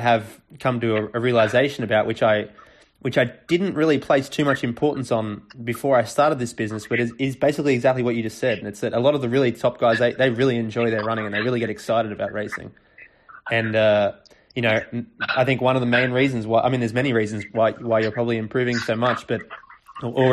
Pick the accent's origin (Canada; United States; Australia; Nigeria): Australia; moved away; also born or lived in Europe; As an Australian, I would call it soccer. But now that I've lived in Europe for a little while